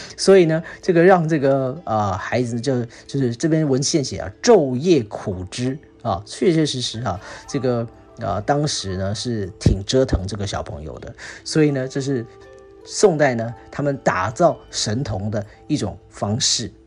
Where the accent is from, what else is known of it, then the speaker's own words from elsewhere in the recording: Singapore; 我们新加坡人